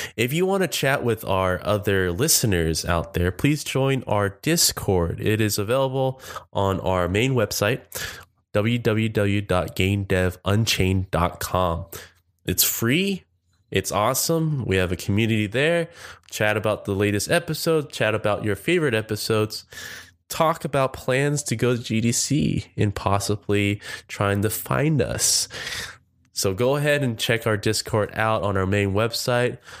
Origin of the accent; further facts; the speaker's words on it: Orange County, California, United States; I'm originally from Orange County